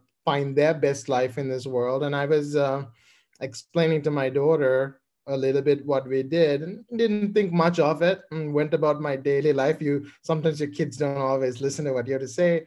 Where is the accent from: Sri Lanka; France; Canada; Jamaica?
Sri Lanka; Colombo, Western Province; moved away as an adult; now in United States; I grew up in Colombo, Sri Lanka